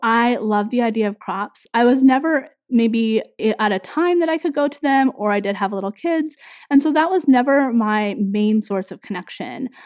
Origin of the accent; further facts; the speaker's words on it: Northern California, United States; moved away as an adult; also born or lived in Minnesota; we grew up in Northern California